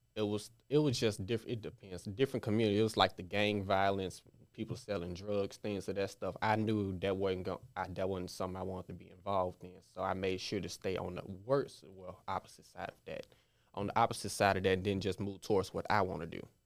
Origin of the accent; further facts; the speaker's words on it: Memphis, Tennessee, United States; I grew up in all areas of Memphis, Frazier, Raleigh, Hickory Hill